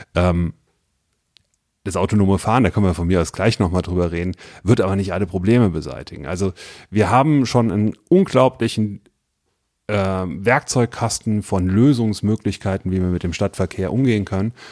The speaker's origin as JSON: {"language": "German", "area": "Westerwald", "region": "Rhineland-Palatinate", "country": "Germany", "moved": "as an adult", "lives_now": "Wiesbaden, Germany", "said": "ich bin, äh, wie gesagt, aus dem Westerwald nach Wiesbaden gezogen. Das war 99 äh, und äh, habe da angefangen zu studieren"}